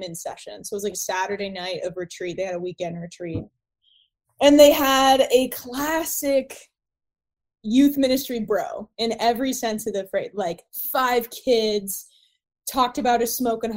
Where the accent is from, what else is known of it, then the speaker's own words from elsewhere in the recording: Ohio, United States; moved away as an adult; now in Los Angeles, United States; I'm based in Los Angeles, but I grew up in Ohio